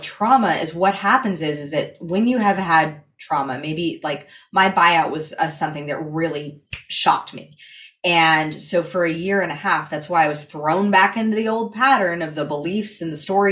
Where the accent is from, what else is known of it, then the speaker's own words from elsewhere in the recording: California, United States; I come from California